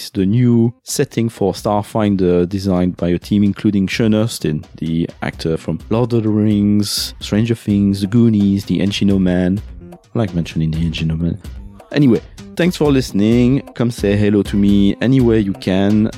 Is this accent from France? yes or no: yes; France; accent: French